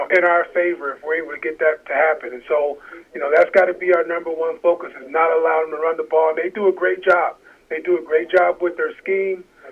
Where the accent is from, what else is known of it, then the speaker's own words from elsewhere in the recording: the Bay Area, California, United States; now in Minnesota, United States; I'm from the Bay